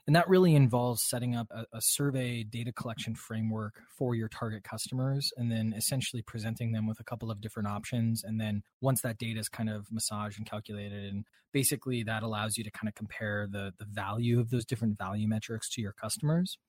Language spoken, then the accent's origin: English; Midwest, United States; I'm a Midwesterner